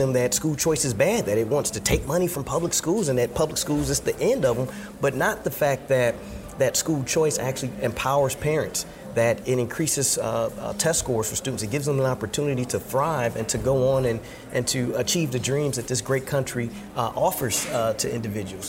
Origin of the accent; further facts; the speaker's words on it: Detroit, Michigan, United States; growing up in Detroit, Michigan, with a Methodist minister mother